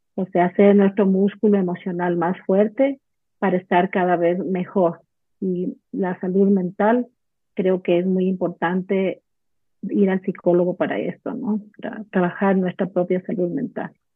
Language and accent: Spanish; Ecuador; yo soy de Ecuador vivo en Quito